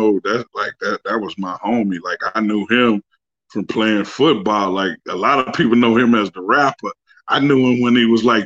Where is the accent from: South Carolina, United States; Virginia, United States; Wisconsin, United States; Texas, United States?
Texas, United States; Dallas; moved away as an adult; also born or lived in Houston, Texas; now in Marlin, United States; I'm actually from Dallas, man, born and raised, but my roots are from Marlin